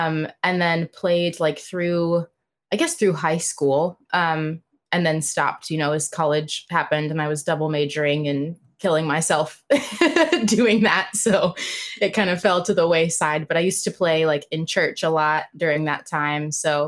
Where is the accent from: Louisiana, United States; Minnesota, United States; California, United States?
California, United States; Claremont; moved away as an adult; now in New York City, United States; I'm like in the county, but I live, I grew up in Claremont, California, which is like in the Inland Empire. So still the county, but not like LA proper. So it's just a cute little suburban college town.